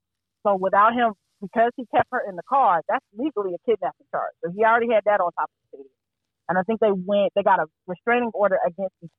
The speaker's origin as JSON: {"language": "English", "town": "Fayetteville", "region": "North Carolina", "country": "United States", "moved": "yes", "lives_now": "Durham, United States", "said": "I'm from Fayetteville"}